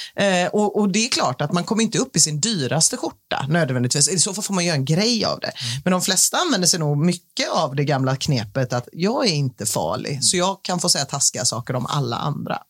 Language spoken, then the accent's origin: Swedish; Gothenburg, Västra Götaland, Sweden; förutom jag är göteborgare